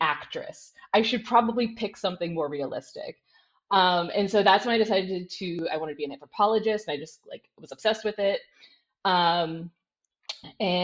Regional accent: United States; moved away as an adult; now in Netherlands; I'm an American. I'm now in the Netherlands, where I've been working the past 2 years

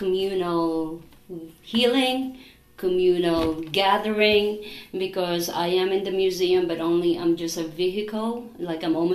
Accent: Philippines; moved away; I'm from the Philippines

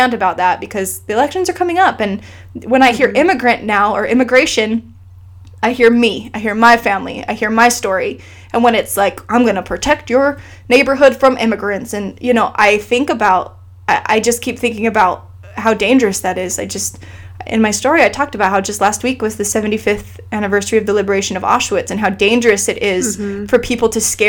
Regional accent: Iceland; moved away; I grew up in Iceland

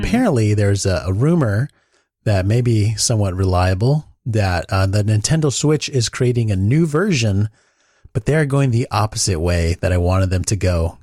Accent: Southern California, United States; I grew up in Mexico, A K A Southern California

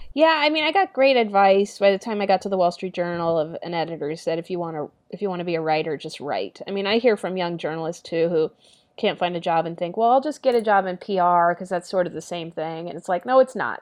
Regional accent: San Antonio, Texas, United States; moved away as an adult; now in New York, United States; growing up in San Antonio, big public school

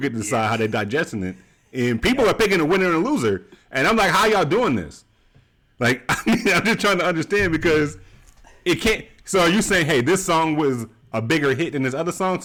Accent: Georgia, United States; I'm from Georgia

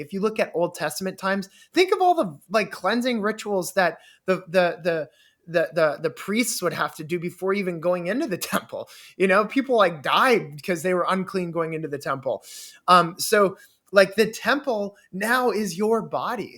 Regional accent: Canada; I grew up in Canada

